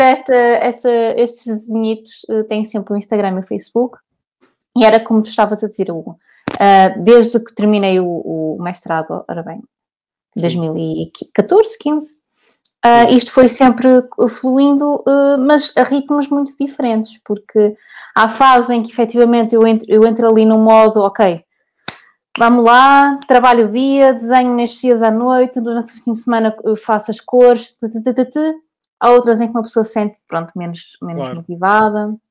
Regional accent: Porto, Norte, Portugal; Eu sou do Porto

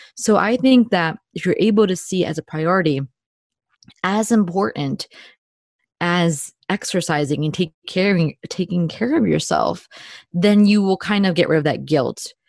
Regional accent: New Jersey, United States; I am a Jersey girl through and through, born and bred in New Jersey.

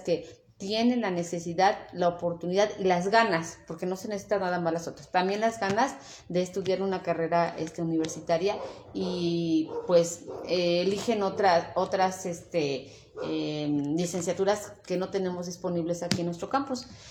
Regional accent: Tetela de Ocampo, Puebla, Mexico; y sí, soy de Tetela de Ocampo, orgullosamente tetelense

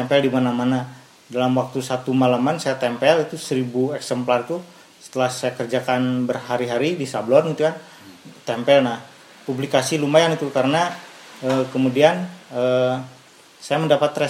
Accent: Garut, West Java, Indonesia; saya dilahirkan di Garut, hmm. dibesarkan di Garut dalam lingkungan kesenian tradisional Garut.

